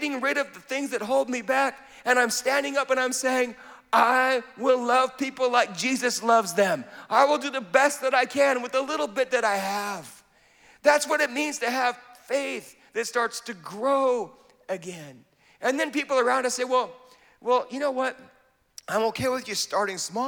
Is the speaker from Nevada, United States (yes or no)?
no; Wenatchee, Washington, United States; accent: American; now in Bradford, United Kingdom; I was born in Wenatchee, Washington.